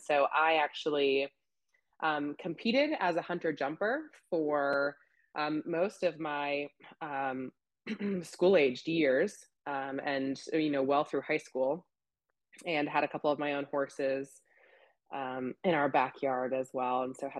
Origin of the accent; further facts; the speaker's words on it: California, United States; born there; also born or lived in Illinois / Florida; So I was a Navy brat myself. So I was born in California, just outside of San Francisco. My dad was a Navy pilot. So we bounced around quite a bit when I was younger.